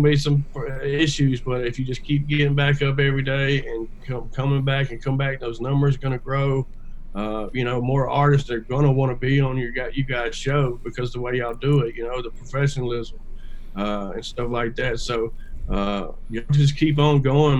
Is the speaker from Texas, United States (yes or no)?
no; West Monroe, Louisiana, United States; I grew up in West Monroe, Louisiana